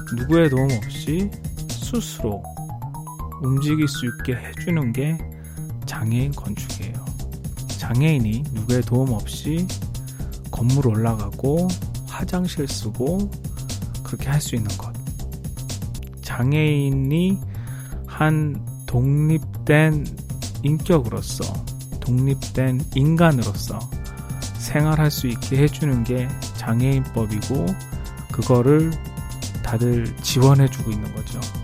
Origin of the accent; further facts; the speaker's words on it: South Korea; moved away as an adult; now in United States; 저부터도 한국에서 나고 자란 사람이니까